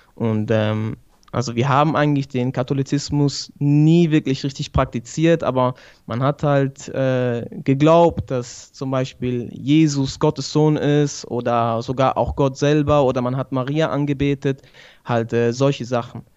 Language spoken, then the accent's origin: German; Switzerland; also born or lived in Sicily (father's origin) / Bari (mother's origin); ich komme aus der Schweiz, wohne in Basel.